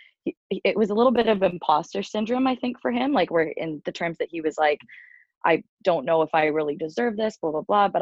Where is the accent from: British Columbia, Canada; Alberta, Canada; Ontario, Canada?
Ontario, Canada; Uxbridge; also born or lived in Toronto, Ontario / Ottawa, Ontario; I grew up in a small town called Uxbridge